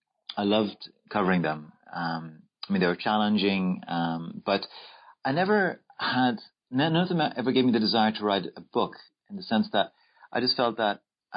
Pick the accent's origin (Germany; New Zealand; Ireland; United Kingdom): Ireland; Dublin, Leinster; I was born in Dublin, Ireland, and I went to school in Blackrock College